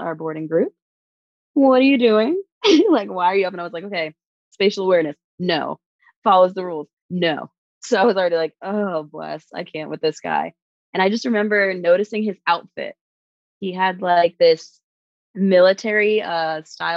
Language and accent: English; New York, United States; moved away as an adult; now in Germany; I'm originally from New York